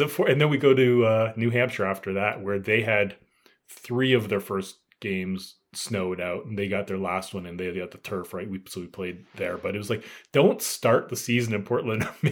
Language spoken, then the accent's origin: English; Canada; being Canadian here